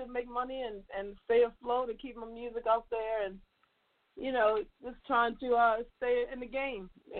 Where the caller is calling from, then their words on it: Baltimore, Maryland, United States; I'm still in Baltimore.